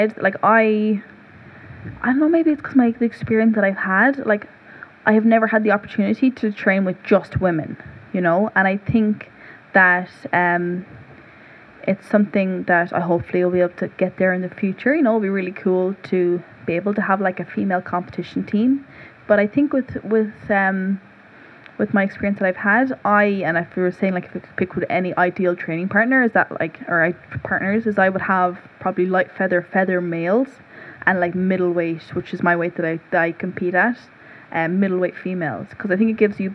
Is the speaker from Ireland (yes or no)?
yes; Cork, Munster, Ireland; I grew up in West Cork, which would be very like rural, like very like holistic and stuff. So when we moved to the city, in Cork City